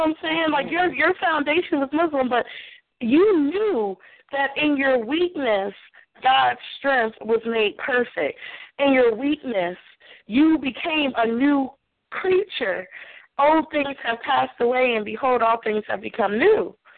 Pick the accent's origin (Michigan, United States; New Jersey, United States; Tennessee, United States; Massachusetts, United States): Tennessee, United States; Nashville; I'm from Nashville